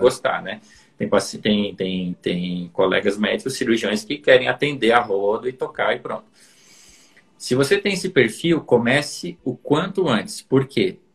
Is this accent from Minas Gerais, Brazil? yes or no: no; interior of Santa Catarina, Brazil; moved away; sou do interior de Santa Catarina